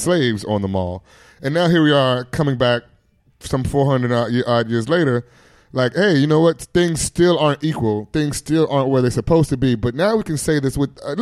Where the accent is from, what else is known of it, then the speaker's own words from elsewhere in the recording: United States; an American black man